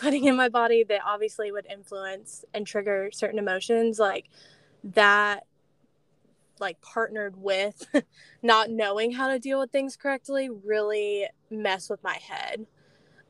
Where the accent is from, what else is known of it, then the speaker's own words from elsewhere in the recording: Celebration, Florida, United States; moved away as an adult; also born or lived in Birmingham, Alabama; I grew up in Celebration, sunny Florida